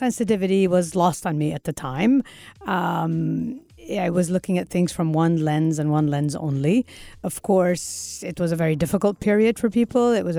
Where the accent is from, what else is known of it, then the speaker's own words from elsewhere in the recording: Kuwait; I explain I came from Kuwait.